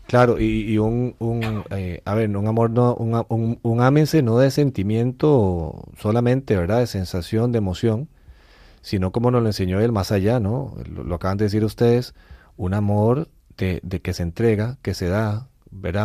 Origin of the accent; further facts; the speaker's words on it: Costa Rica; nosotros somos de Costa Rica